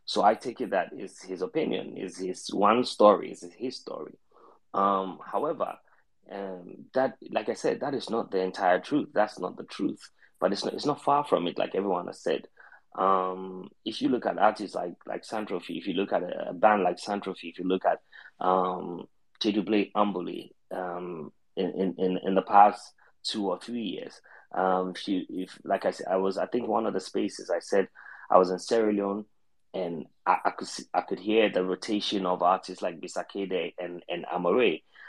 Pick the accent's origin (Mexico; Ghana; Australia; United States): Ghana; also born or lived in Johannesburg; now in Cape Town, South Africa; I'm not in Ghana currently. And when I moved from Joburg to Cape Town, I realized that the only artist that is Ghanaian that I hear of often is a young chap that I knew in Ghana who has moved to live here